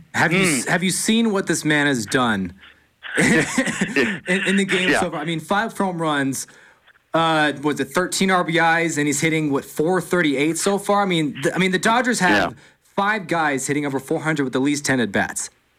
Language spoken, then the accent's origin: English; Colorado Springs, Colorado, United States; I'm from Colorado Springs.